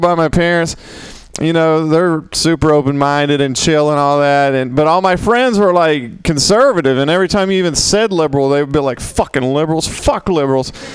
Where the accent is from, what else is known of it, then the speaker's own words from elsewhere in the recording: Mississippi, United States; now in San Francisco, United States; where I grew up, it was half and half. Literally, it was half half black, half white, and we got along pretty well. I'm from Mississippi